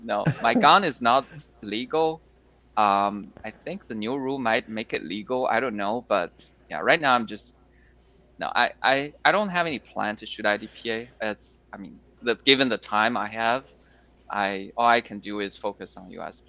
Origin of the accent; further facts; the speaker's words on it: China; moved away as an adult; also born or lived in Shanghai, China / Wisconsin, United States; now in Texas, United States; Originally, yes. It's a very small city. I mean, I don't think anyone would know here. It's a small city near the border between China and Mongolia